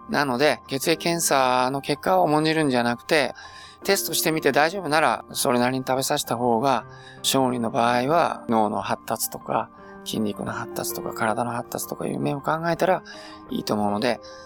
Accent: Beppu, Oita, Japan; 私は別府の出身ですので、まあ温泉で育った人間なので

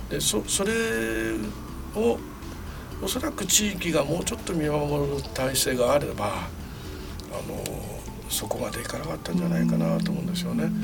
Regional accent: Chiba, Japan; 私千葉県民ですけども、うん、千葉の野田で

